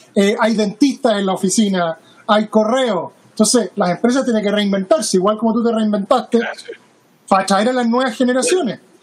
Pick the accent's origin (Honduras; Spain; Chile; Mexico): Chile; now in Seattle, United States; Yo soy chileno